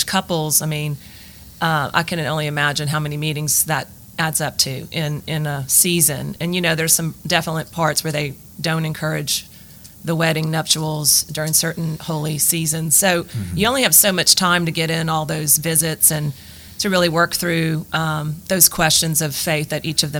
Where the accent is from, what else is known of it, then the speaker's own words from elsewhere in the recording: Lafayette, Louisiana, United States; I was born here in Lafayette, the youngest of three girls.